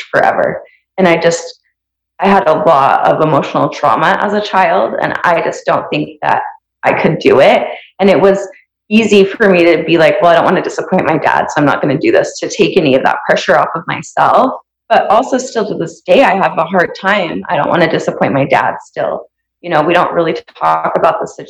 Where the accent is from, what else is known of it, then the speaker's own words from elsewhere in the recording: Santaquin, Utah, United States; where I grew up in Santa Quin